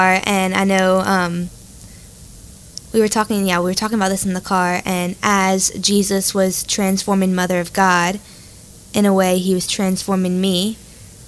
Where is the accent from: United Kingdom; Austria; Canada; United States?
United States; Lafayette, Louisiana; I grew up here in Lafayette, Louisiana.